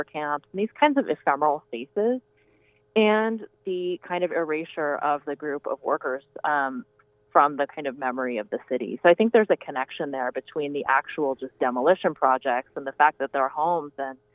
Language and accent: English; Seattle, Washington, United States; I grew up in Seattle.